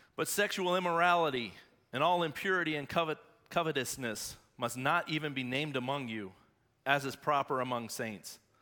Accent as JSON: {"language": "English", "town": "Shelby", "region": "North Carolina", "country": "United States", "tie": "born or raised there", "said": "I'm from Shelby, born and bred Whippet"}